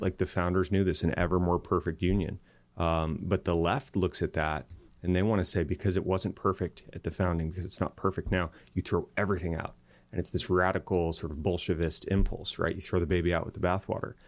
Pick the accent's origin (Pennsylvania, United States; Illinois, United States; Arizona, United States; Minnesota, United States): Arizona, United States; Tucson; moved away; also born or lived in Silicon Valley; I grew up in Tucson, Arizona, and, uh, met my wife in middle school there